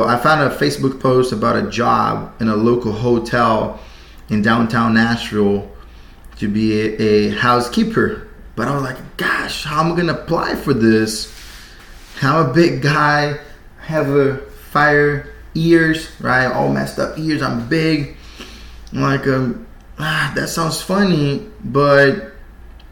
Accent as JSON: {"language": "English", "country": "Brazil", "moved": "as an adult", "said": "I'm from Brazil. I moved here 2012"}